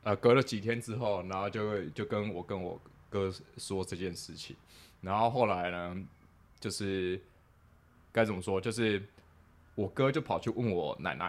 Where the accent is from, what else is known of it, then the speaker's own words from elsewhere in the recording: Taipei, Taiwan; 我从小就是我是在甚至在台北的新义新义区那个长大这样子，然后我家我以前我家就是住在那个等于是现在的信义